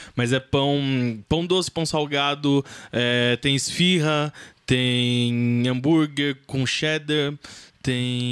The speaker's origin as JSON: {"language": "Portuguese", "town": "Santo André", "region": "São Paulo", "country": "Brazil", "tie": "born or raised there", "said": "Eu nasci em Santo André"}